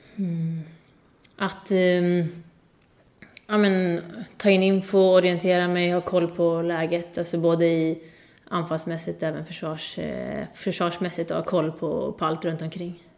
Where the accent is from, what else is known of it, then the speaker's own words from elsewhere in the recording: Sweden; moved away as an adult; now in Montpellier, France; hemma i Sverige